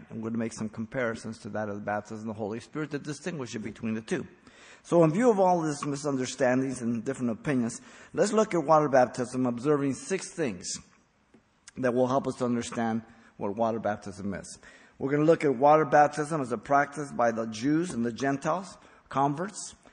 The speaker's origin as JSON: {"language": "English", "region": "Mexico City", "country": "Mexico", "tie": "born there", "said": "I was raised a Catholic. I was born in Mexico City. I was a Catholic till 23 years old till the Lord saved me."}